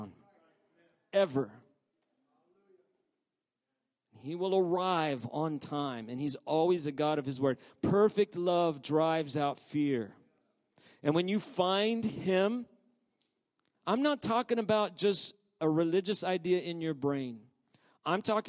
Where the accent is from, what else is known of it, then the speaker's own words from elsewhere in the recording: Oklahoma, United States; As a kid, I grew up in Oklahoma and we have tornadoes.